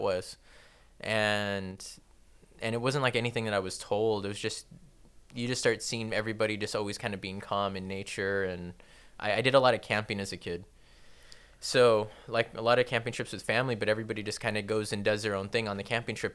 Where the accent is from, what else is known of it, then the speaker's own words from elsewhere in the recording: Torrance, California, United States; I wasn't born in Downey. I was born in Torrance.